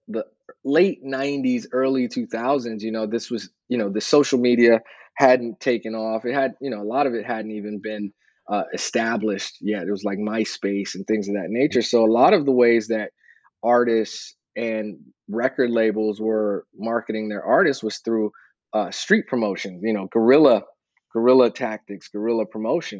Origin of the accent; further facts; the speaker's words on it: San Francisco, California, United States; moved away as an adult; now in Los Angeles, United States; I'm from San Francisco and the Bay Area